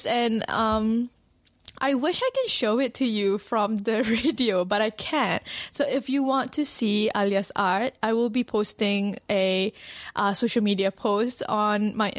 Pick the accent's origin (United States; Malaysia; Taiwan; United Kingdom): Malaysia; now in New Zealand